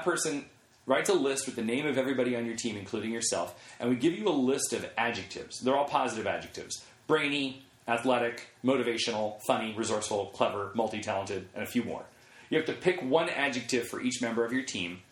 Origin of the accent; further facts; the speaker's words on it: Oakland, California, United States; I was born and raised in Oakland.